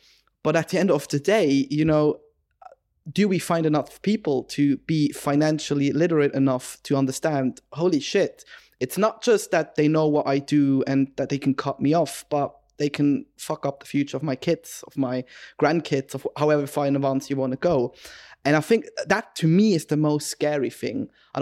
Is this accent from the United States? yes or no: no; Switzerland; I'm from Switzerland, so we're kind of, I think we'd say brought up similarly